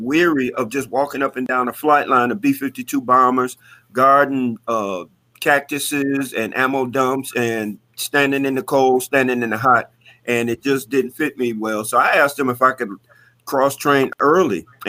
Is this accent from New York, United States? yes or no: no; Detroit, Michigan, United States; growing up in Detroit, having to fight my way through public schools